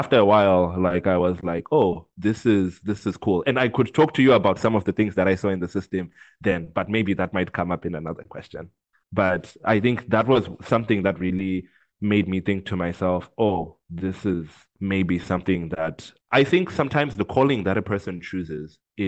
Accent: Zimbabwe; I grew up in Zimbabwe

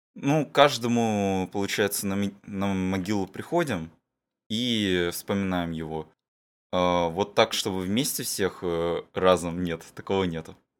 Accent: Sakhalin Oblast, Russia; мы всё ещё тут проживаем на Сахалине

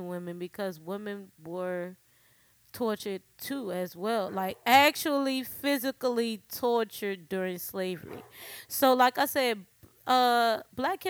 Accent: New Orleans, Louisiana, United States; accent: New Orleans; my New Orleans accent

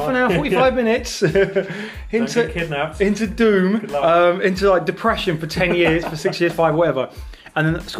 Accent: Southend-on-Sea, East of England, United Kingdom; I come from Southend

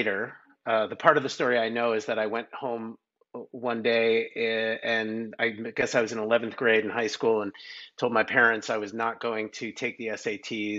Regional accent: New York, United States; I grew up in New York

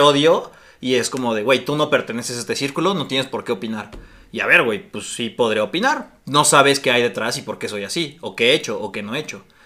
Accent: Mexico

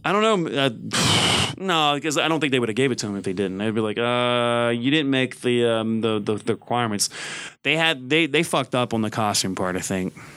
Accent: the South, United States; I grew up in the South

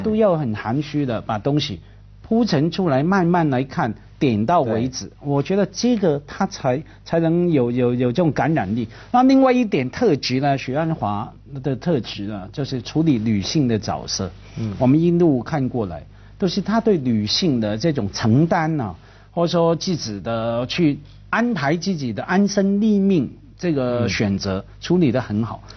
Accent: Hong Kong; 我们在香港啊，我是看着…长大的

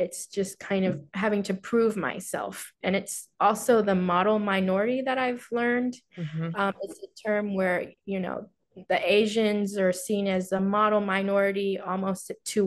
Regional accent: Houston, Texas, United States; also born or lived in Wuhu, China; growing up in Houston, Texas, a pretty diverse place

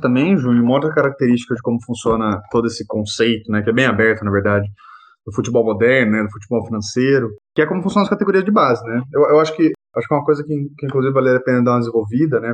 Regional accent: Campinas, São Paulo, Brazil; eu sou de Campinas

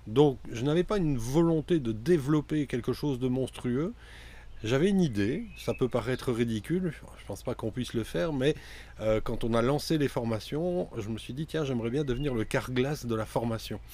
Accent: Mouscron, Wallonia, Belgium; À la base, je suis moucronois, c'est-à-dire que c'est une petite ville relativement bien connue dans le Hainaut.

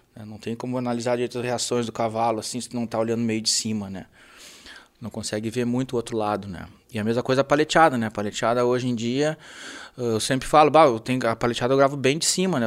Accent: Rio Grande do Sul, Brazil; eu sou gaúcho, né? E, e adoro nossa cultura, nossa tradição

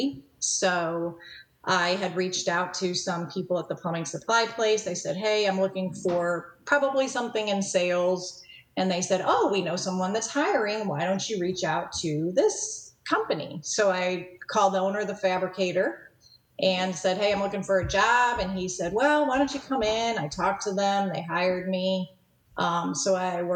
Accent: St. Louis, Missouri, United States; also born or lived in Kirksville, Missouri; I was born and raised in St. Louis, Missouri

